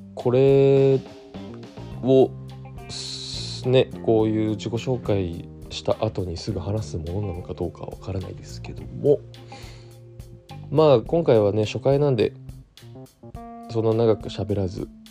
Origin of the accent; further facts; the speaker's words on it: Tokyo, Japan; 東京都出身です東京の江戸川区小岩というディープな町と言われているところで生まれ育ち